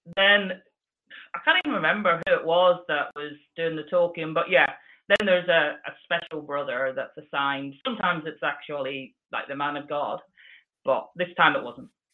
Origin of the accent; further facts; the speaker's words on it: Belfast, Northern Ireland, United Kingdom; I was born in Northern Ireland, mm-hmm. and um, there was so I was part of Belfast as the locality